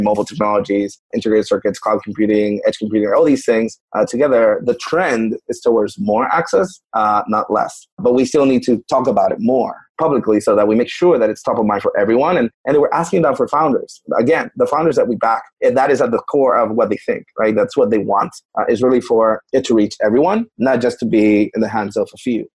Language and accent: English; Puerto Rico; I'm from Puerto Rico. So, for context, I'm from Puerto Rico